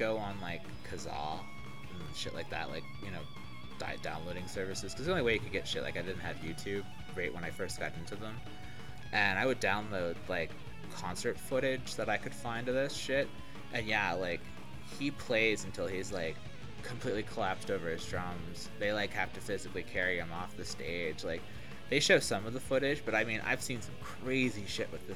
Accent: Florida, United States; growing up in Florida

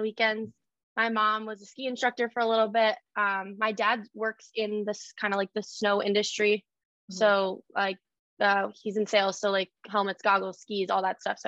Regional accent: Saratoga Springs, New York, United States; I grew up in Saratoga Springs, New York.

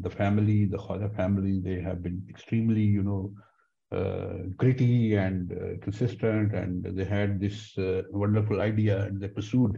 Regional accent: Pakistan; being Pakistani

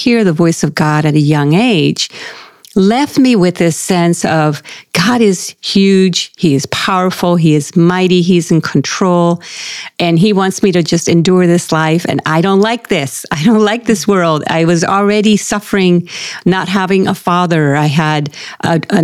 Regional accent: Puerto Rico; now in Irvine, United States; I was born and raised in Puerto Rico

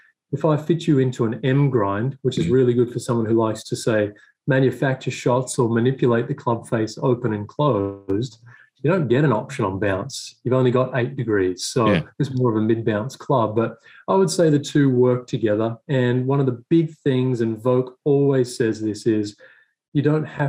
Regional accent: Swan Hill, Victoria, Australia; moved away as an adult; also born or lived in Melbourne / Murray Downs, New South Wales; now in United States; I grew up in Melbourne, I grew up in Swan Hill, actually, in Murray Downs

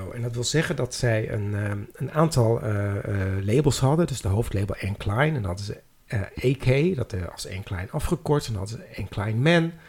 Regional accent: Amsterdam, North Holland, Netherlands; Ik zeg, nou, ik kom uit Amsterdam.

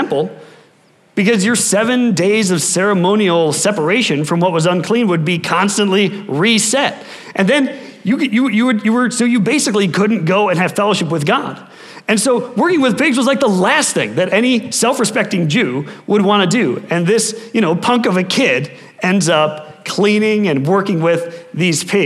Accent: Wisconsin, United States; moved away; I'm from Wisconsin

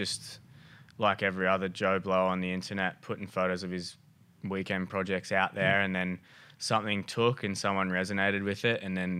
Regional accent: Gold Coast, Queensland, Australia; I'm a bloke from the Gold Coast that has a little custom shop, purpose-built Moto.

